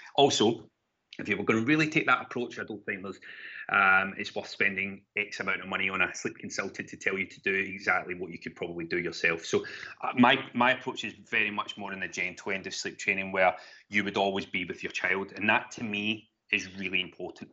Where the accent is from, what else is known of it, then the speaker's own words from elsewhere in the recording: Glasgow, Scotland, United Kingdom; accent: Glaswegian; moved away as an adult; also born or lived in Gweedore, Donegal, Ireland / London; now in Kent, United Kingdom; I was brought up in Glasgow, hence the, the Glaswegian ta-, twang